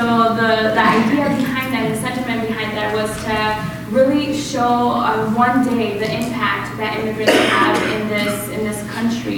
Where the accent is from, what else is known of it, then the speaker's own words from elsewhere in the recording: Culiacán, Sinaloa, Mexico; also born or lived in St. James, Minnesota; now in Minnesota, United States; I am a proud immigrant of Culiacán, Sinaloa, Mexico